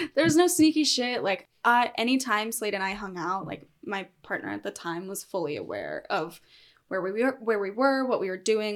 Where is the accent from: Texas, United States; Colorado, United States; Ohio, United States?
Colorado, United States; also born or lived in Salida, Colorado; I actually started out kind of out in the middle of nowhere on, like, the plains of Colorado, and from there moved to a mountain town probably halfway through middle school